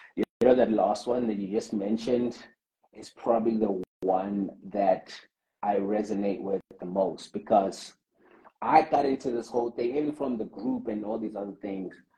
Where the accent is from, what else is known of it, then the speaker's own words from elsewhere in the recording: South Africa; as a South African community